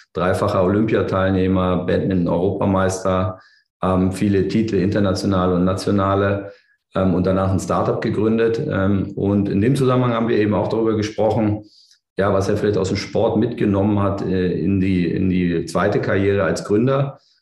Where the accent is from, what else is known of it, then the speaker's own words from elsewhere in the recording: Berlin, Germany; ich bin ja Berliner